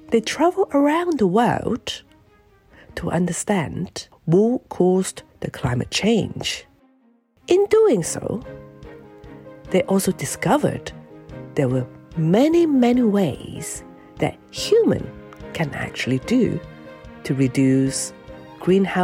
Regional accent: Xiamen, Fujian, China; moved away; I was actually born in Xiamen, in Fujian, China

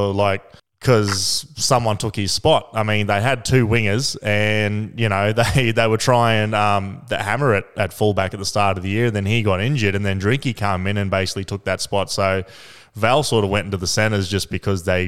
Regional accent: Queensland, Australia; as a Queenslander

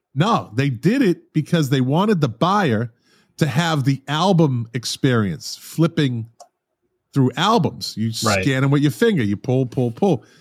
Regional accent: Boston, Massachusetts, United States; moved away; I'm from Boston originally

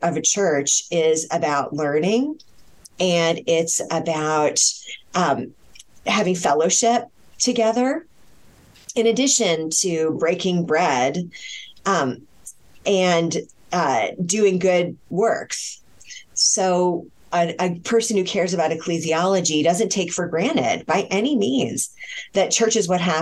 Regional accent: Connecticut, United States; I'm from Connecticut

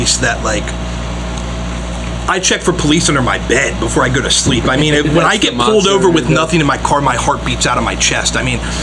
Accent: Edgewater, Maryland, United States; we're from Edgewater. I mean, it's racist as fuck. I mean, all the old heads there are literally racist. Ku Klux Klan. My dad was a fucking, literally a racist piece of shit

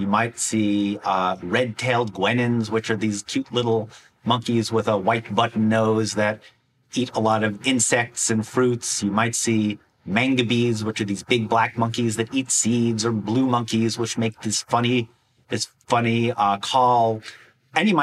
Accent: Wisconsin, United States; my home state of Wisconsin

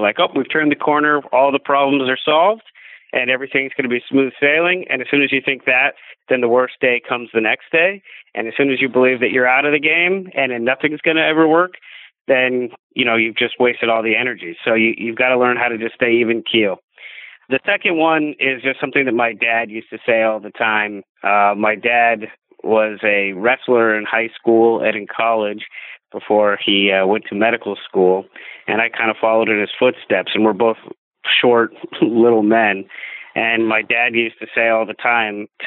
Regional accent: Indianapolis, Indiana, United States; moved away; also born or lived in Hollywood; I grew up in Indianapolis, Indiana, so I'm a racing fan

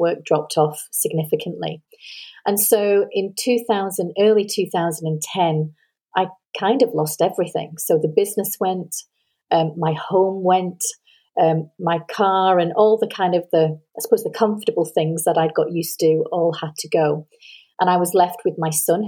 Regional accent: Manchester, North West England, United Kingdom; now in Edinburgh, United Kingdom; So I am British. I was born in Manchester, which is northwest of England. But I now live in Edinburgh in Scotland.

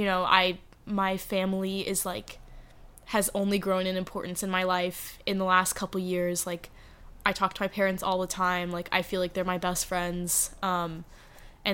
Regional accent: Dallas, Texas, United States; born or raised there; also born or lived in Arkansas / Los Angeles

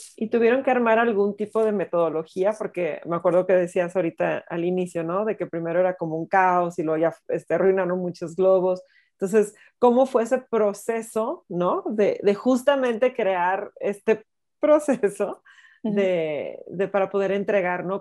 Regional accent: Guadalajara, Jalisco, Mexico; soy tapatía.

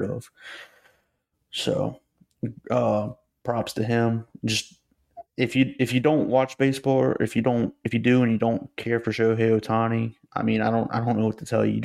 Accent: United States; as an American

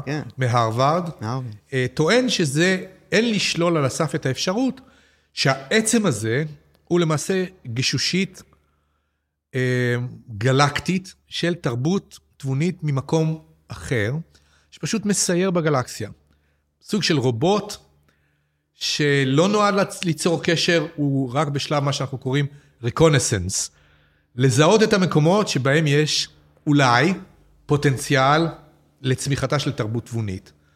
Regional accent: Petah Tikva, Central District, Israel; לשנות ה-60 בפתח תקווה, כשגדלתי

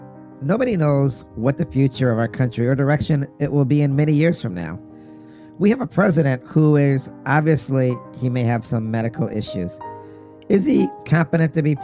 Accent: United States; as an American

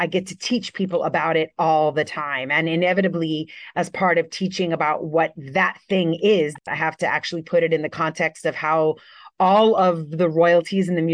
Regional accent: Miami, Florida, United States; also born or lived in New York; move back to where I grew up in Miami, Florida.

